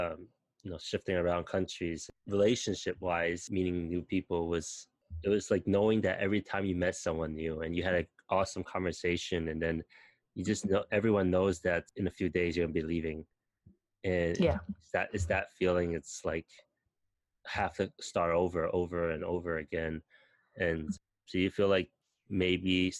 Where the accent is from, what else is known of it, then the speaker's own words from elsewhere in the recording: New York, United States; moved away as an adult; also born or lived in Hong Kong; I was raised in New York, but I spent 8 years living in Hong Kong